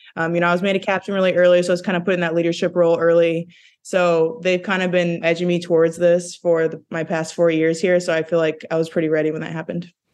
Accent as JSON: {"language": "English", "town": "Jefferson City", "region": "Missouri", "country": "United States", "tie": "born or raised there", "also_born_or_lived": "Connecticut / Minnesota", "moved": "as an adult", "lives_now": "Minneapolis, United States", "said": "we're all from Missouri"}